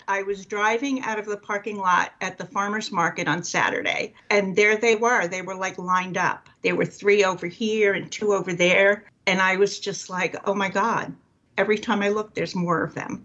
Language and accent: English; Long Island, New York, United States; also born or lived in New Jersey; now in Williamstown, United States; I grew up on Long Island, and then we lived in New Jersey.